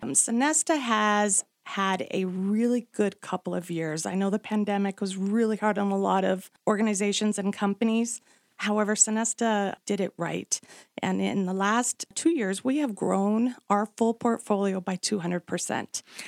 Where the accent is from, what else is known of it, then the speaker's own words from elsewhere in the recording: Flagstaff, Arizona, United States; also born or lived in Salt Lake City; I grew up here in Flagstaff. I actually graduated from Coconino, so I am pretty much a local.